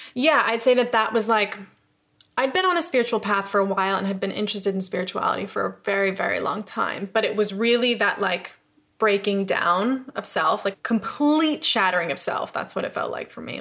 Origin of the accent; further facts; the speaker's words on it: upstate New York, United States; moved away as an adult; also born or lived in Los Angeles; now in London, United Kingdom; I'm from upstate New York